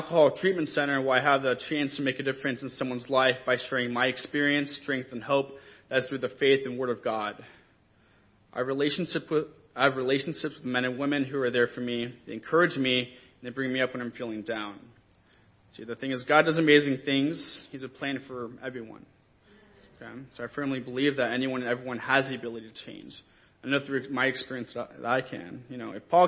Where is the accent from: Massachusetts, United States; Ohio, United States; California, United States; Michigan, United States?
California, United States; Orange County; I was raised in church and scripture in Orange County as a kingdom kid